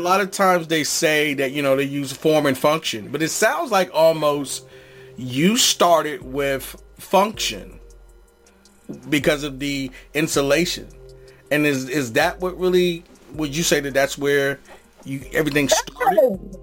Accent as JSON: {"language": "English", "region": "East Coast", "country": "United States", "also_born_or_lived": "Los Angeles", "said": "I'm from the East"}